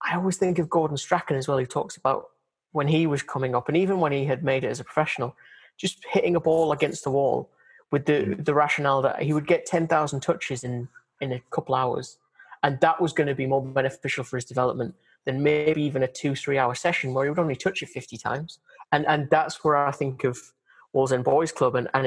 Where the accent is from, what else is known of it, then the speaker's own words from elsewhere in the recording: Durham, North East England, United Kingdom; also born or lived in Newcastle; I grew up in Durham but was born in Newcastle